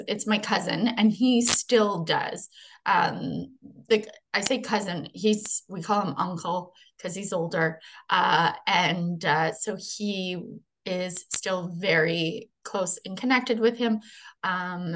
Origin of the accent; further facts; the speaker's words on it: Treaty 1, Manitoba, Canada; now in Niagara region, Canada; But I'm originally from Treaty 1, Manitoba, where I was born and raised